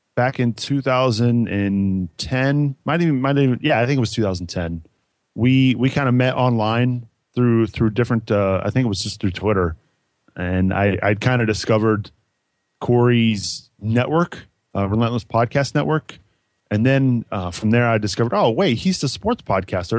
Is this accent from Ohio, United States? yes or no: yes; Cincinnati, Ohio, United States; Growing up in Cincinnati, I'm a huge Bengals fan